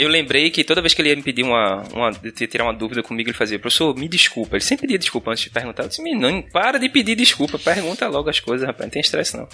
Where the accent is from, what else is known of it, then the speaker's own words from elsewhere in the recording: Recife, Pernambuco, Brazil; Eu sou do Pina e as comunidades ao redor aqui também do Pina